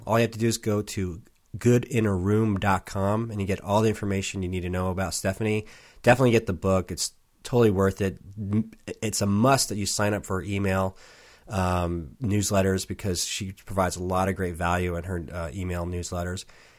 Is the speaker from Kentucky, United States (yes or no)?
no; San Diego, California, United States; now in Portland, United States; I was from San Diego and spent a lot of time in L.A., mm-hmm. but we moved up here about 4 years ago